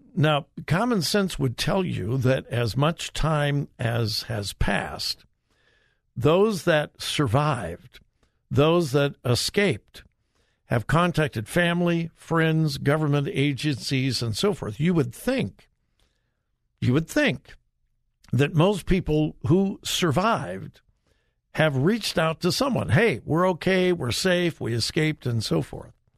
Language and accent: English; Los Angeles, California, United States; moved away; I grew up in the L A area